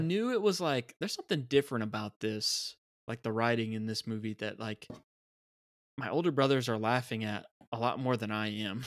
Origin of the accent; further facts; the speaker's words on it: United States; as a kid, being an American